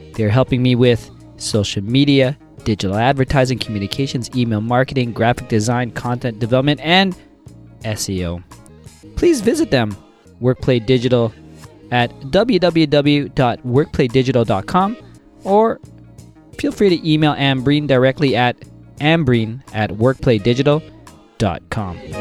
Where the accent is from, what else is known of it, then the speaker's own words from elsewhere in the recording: Toronto, Ontario, Canada; I'm born and raised in Toronto, so I'm really I'm really proud